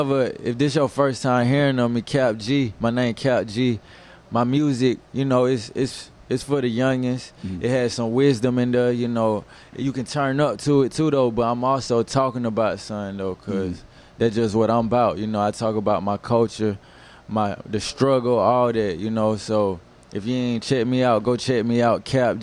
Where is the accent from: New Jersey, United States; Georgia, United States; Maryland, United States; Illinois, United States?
Georgia, United States; Atlanta; growing up in Atlanta